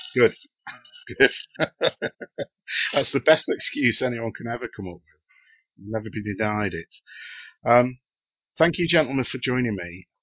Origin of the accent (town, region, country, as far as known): United Kingdom